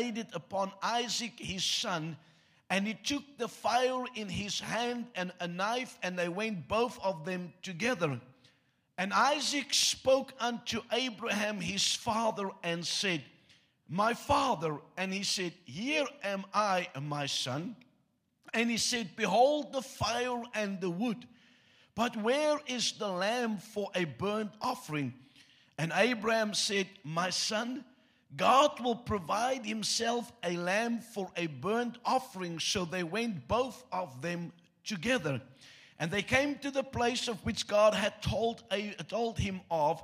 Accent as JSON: {"language": "English", "country": "South Africa", "tie": "born or raised there", "first_language": "Afrikaans", "second_language": "English", "said": "You get taught a second language in school in South Africa"}